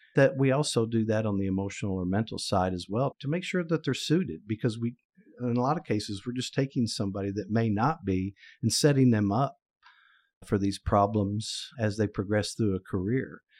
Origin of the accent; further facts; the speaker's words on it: Oklahoma, United States; my home state, sadly to say, Oklahoma